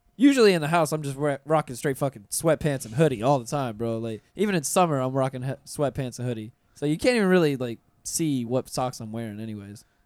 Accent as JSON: {"language": "English", "town": "Pensacola", "region": "Florida", "country": "United States", "tie": "born or raised there", "moved": "yes", "said": "I'm from Pensacola. I'm from you know country"}